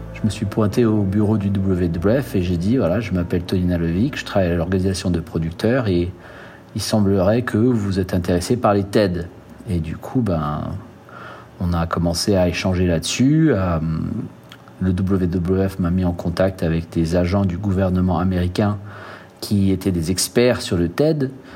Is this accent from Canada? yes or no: no; French Guiana; En grandissant en Guyane